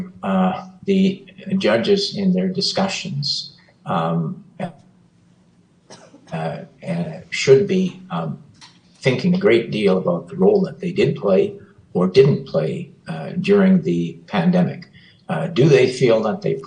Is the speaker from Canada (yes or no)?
yes; Canada; as a Canadian